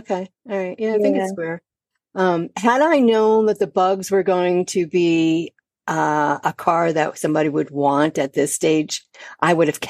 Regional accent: Connecticut, United States; now in Delaware, United States; I've been to quite a few car shows here in Delaware. I'm originally from Connecticut.

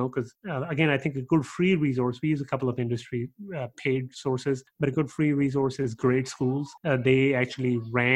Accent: Pakistan; also born or lived in Canada; now in Texas, United States; I'm from Pakistan, but I went to school in Canada.

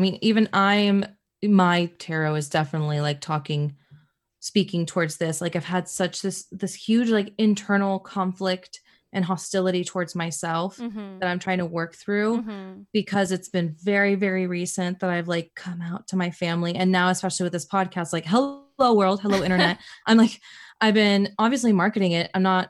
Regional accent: Dominican Republic; now in United States; I immigrated from Dominican Republic, and mm-hmm, really just in the States, it's me, my parents, my sister.

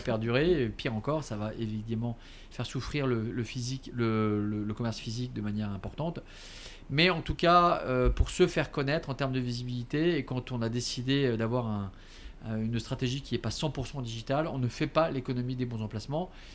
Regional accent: Paris, Île-de-France, France; born or raised there; also born or lived in Alsace

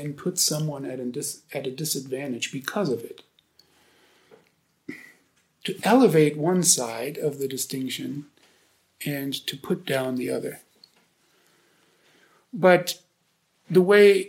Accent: Germany; English is a second language; moved away as an adult; now in United States; I've lived almost as long in the U.S. now as I've lived in Germany

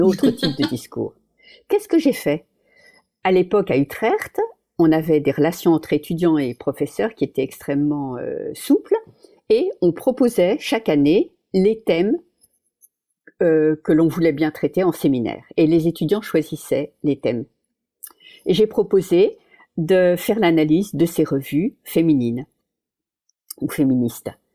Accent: Paris, Île-de-France, France; moved away as an adult; now in Netherlands; Je suis née à Paris, j'ai toujours habité à Paris

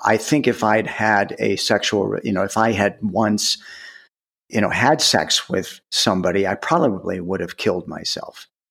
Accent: outside Cleveland, Ohio, United States; I grew up in Ohio, outside Cleveland

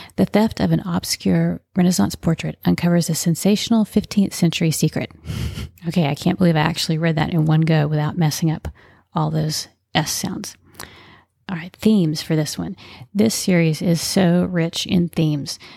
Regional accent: Texas, United States; I am a Texan, grew up in Texas

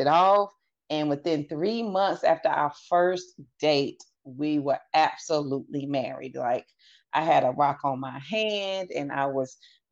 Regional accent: the South, United States; moved away as an adult; I'm from the South, a good Southern family.

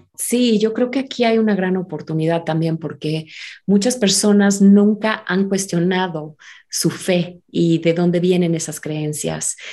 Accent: Mexico; also born or lived in United States; ser mexicana, ser americana, porque también soy estadounidense

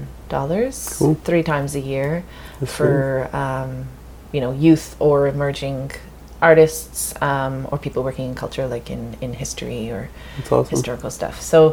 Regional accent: England, United Kingdom; So I grew up when I was growing up in England, and we'd go down to France

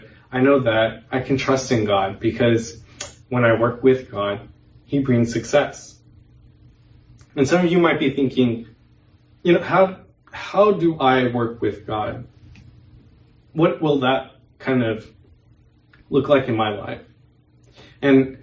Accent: West Coast, United States; moved away as an adult; I grew up in the West Coast my whole life

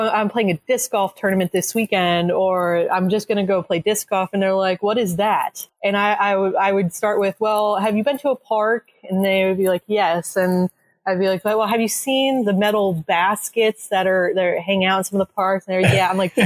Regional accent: Allentown, Pennsylvania, United States; I grew up in Allentown.

